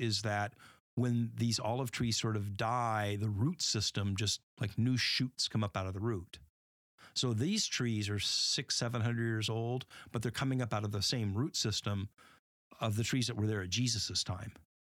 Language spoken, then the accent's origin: English; Southwest, United States; I grew up in the Southwest U.S., and so, you know, I'm familiar with the Sierra Mountains and the Pacific Ocean and Death Valley, and so Yosemite Valley.